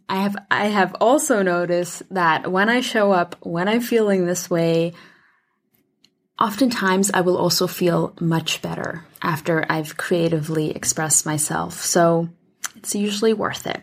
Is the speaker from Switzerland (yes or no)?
yes; Switzerland; moved away as an adult; now in United States; I grew up in Switzerland and then moved to the U S when I was eighteen.